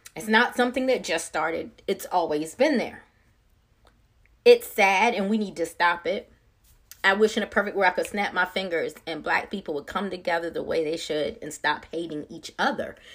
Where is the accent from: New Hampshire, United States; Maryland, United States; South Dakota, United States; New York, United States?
Maryland, United States; now in Georgia, United States; I'm not from this area originally. I'm from Maryland. But back home in Maryland